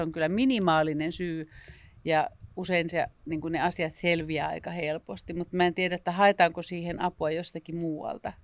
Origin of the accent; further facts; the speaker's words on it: northern Finland, Finland; jossa mä oon pohjoista kotoisin